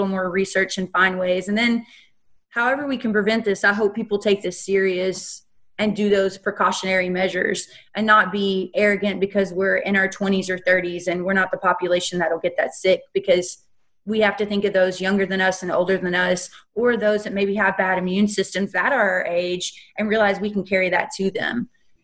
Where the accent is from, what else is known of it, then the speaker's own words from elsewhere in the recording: Kentucky, United States; moved away as an adult; also born or lived in Texas / South Carolina; I was born and raised in Kentucky